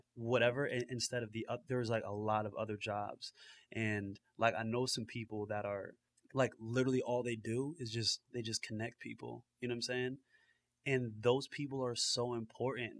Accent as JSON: {"language": "English", "region": "New Jersey", "country": "United States", "tie": "born or raised there", "also_born_or_lived": "Florida", "said": "definitely like a North Jersey cat"}